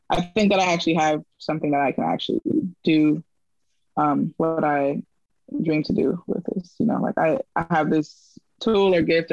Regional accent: Oakland, California, United States; now in Brooklyn, United States; I grew up in the Bay, between Oakland and New City, which is a suburb outside of Oakland

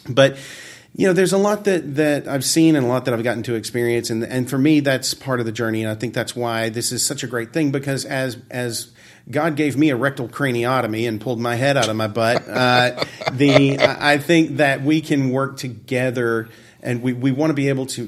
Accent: Deep South, United States; moved away; I grew up in the Deep South. As soon as I could get away, I did.

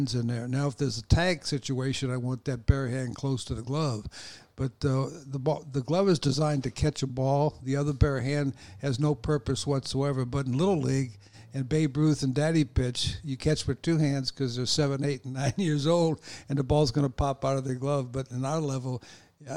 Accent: Phoenix, Arizona, United States; I grew up in Phoenix, Arizona.

